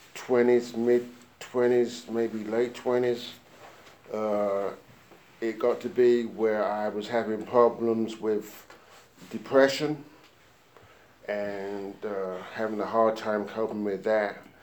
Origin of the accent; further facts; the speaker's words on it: London, United Kingdom; now in United States; I was born and grew up in uh, London, England